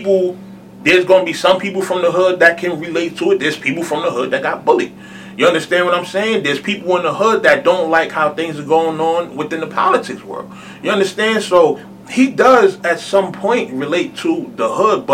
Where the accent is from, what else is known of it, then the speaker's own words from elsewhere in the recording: New York City, New York, United States; I'm from Colonial Projects, man, right next to Polo Grounds.